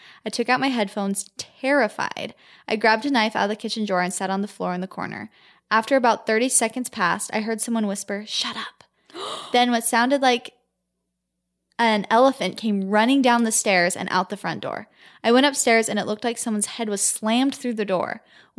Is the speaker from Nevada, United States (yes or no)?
yes; Las Vegas, Nevada, United States; I grew up in Las Vegas when I was 9 and my brother was 5. My parents divorced and the house my mom moved into was in a brand new community.